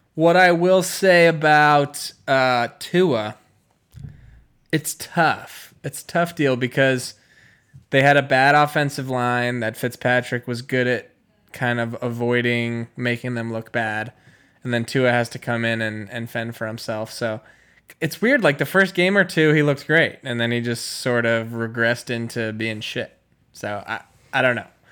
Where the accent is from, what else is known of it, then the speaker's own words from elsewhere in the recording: Chicago, Illinois, United States; my hometown Chicago Bears